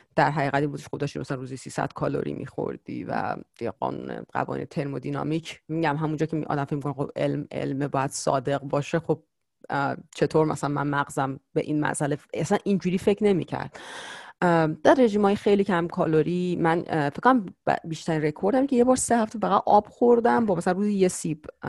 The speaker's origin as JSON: {"language": "Persian", "country": "Iran", "moved": "as an adult", "lives_now": "United States", "said": "بعد لیسانس از ایران اومدم بیرون"}